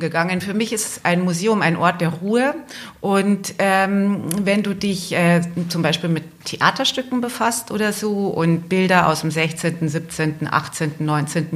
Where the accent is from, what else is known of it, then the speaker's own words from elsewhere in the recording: Altötting, Bavaria, Germany; in Altötting, in meiner Geburtsstadt.